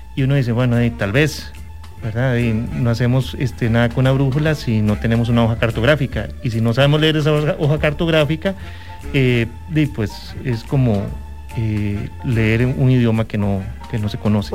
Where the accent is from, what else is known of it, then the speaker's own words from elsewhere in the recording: Costa Rica; nuestro país es un país, e, es hermoso y es un país de extremos